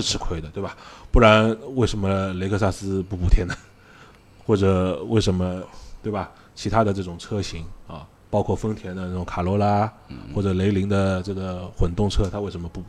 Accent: Shanghai, China; accent: Shanghainese; 我们上海话刚刚应该Orlo

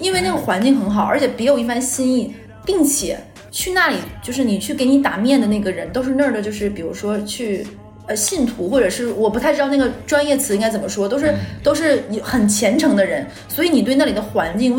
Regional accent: Northeast China, China; 我基本上每个认识我的东北人都会说一个，你是我这辈子见过第一个不吃蚕蛹的东北人。每个，而且我一个不吃蚕蛹的人，我每年回东北都会。带蚕蛹给朋友们吃

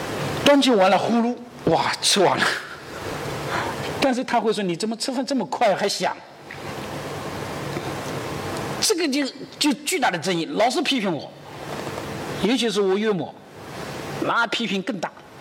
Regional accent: China; 而我们中国人采取的第四种方式是什么呢？

